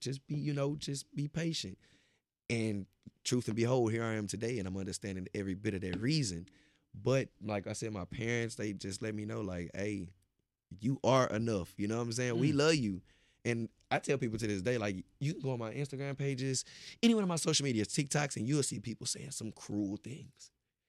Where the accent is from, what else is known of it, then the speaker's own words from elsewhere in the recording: Beaumont, Texas, United States; I'm from Texas, but not only Texas, I'm from Beaumont, Texas.